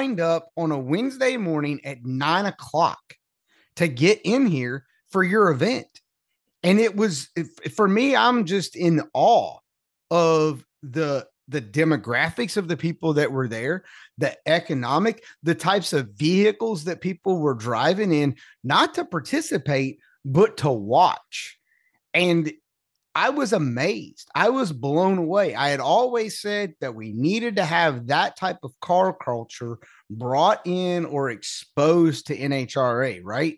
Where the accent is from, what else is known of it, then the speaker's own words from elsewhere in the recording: North Carolina, United States; I'm from North Carolina